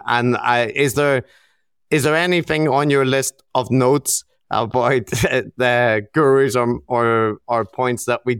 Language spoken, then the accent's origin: English; Northern Ireland, United Kingdom; yeah, I grew up in Northern Ireland where we have the NHS.